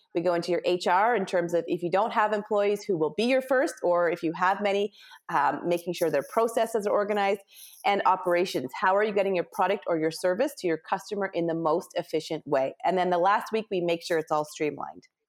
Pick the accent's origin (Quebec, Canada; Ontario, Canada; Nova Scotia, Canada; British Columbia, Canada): Ontario, Canada; moved away as an adult; also born or lived in West Coast, Canada; I'm Canadian, mm-hmm. and I grew up in Ontario, but then quickly moved to the West Coast